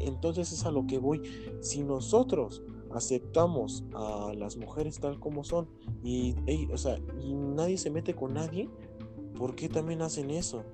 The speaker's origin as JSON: {"language": "Spanish", "country": "Mexico", "said": "como nosotros como mexicanos"}